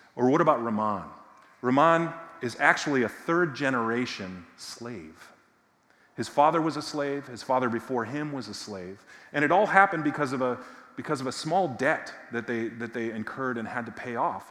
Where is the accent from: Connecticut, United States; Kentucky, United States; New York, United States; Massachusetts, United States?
Massachusetts, United States; near Boston; I grew up in Massachusetts, not far from Boston, about 10 miles from what was then called Schaefer Stadium